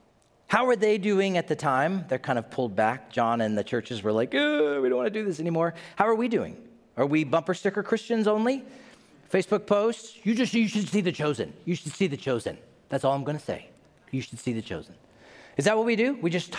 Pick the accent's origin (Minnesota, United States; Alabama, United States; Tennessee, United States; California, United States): Tennessee, United States; Knoxville; I'm from Knoxville, Tennessee